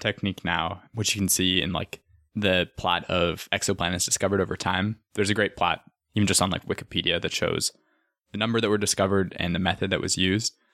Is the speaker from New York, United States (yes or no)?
no; Arizona, United States; Growing up in Arizona